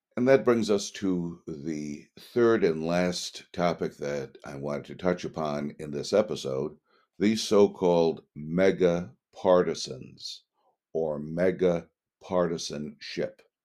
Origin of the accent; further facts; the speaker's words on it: United States; We are citizens of the United States of America